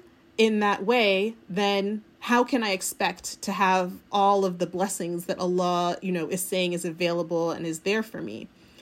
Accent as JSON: {"language": "English", "region": "California", "country": "United States", "tie": "born or raised there", "said": "I think that for me, I grew up in the United States, in California, going to Sunday school."}